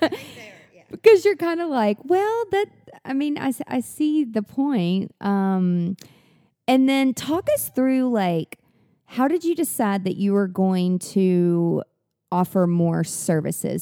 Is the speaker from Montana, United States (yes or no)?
no; Mount Juliet, Tennessee, United States; I'm from Mount Juliet, which is like w, w, way, way, way country